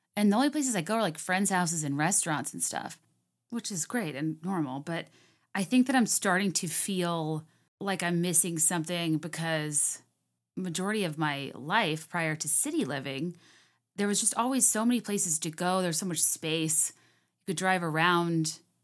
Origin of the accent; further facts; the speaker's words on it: Virginia, United States; moved away; I used to go for drives a lot when I was growing up in Virginia, like, through Goochland